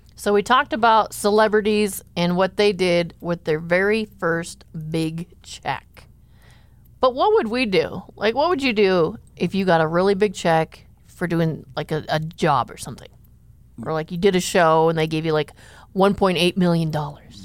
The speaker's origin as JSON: {"language": "English", "town": "Enning", "region": "South Dakota", "country": "United States", "tie": "born or raised there", "said": "I grew up in Enning, South Dakota"}